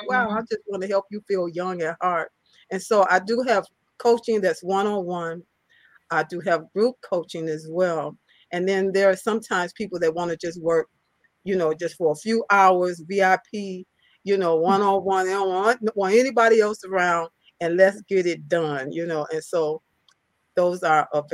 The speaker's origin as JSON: {"language": "English", "town": "Chicago", "region": "Illinois", "country": "United States", "said": "I'm from Chicago, Illinois, the Chicago area. I live right outside of Chicago."}